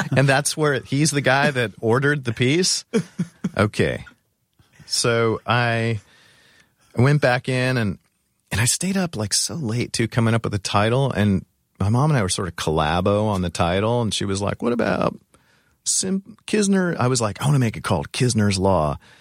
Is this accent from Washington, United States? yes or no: no; Orange County, California, United States; moved away; Orange County